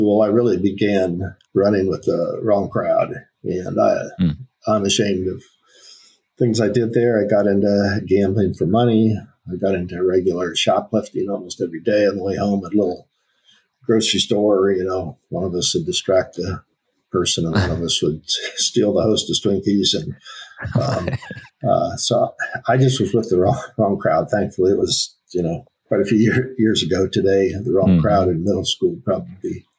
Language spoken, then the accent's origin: English; Akron, Ohio, United States; I was born in Akron, Ohio.